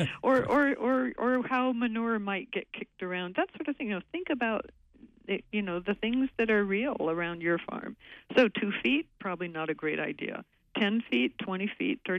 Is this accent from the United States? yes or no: yes; West Coast, United States; now in Maine, United States; I grew up on the West Coast